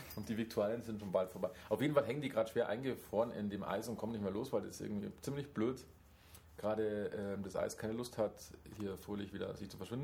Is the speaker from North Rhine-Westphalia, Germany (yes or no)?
no; Bavaria, Germany; als Bayer